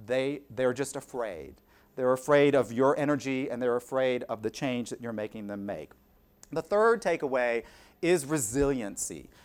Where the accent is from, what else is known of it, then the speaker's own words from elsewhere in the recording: South Carolina, United States; moved away as an adult; also born or lived in Pennsylvania; the assistant to the director of development at the University of South Carolina